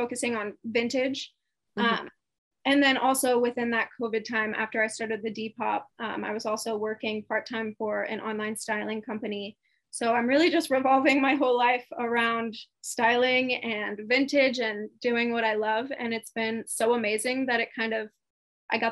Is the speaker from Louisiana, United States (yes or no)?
no; Indianapolis, Indiana, United States; moved away as an adult; now in Austin, United States; I moved to Austin, Texas from my hometown, Indianapolis